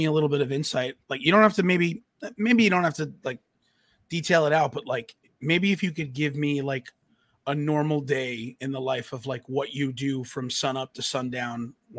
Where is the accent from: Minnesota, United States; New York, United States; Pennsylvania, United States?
New York, United States; You know, I grew up on Long Island with him.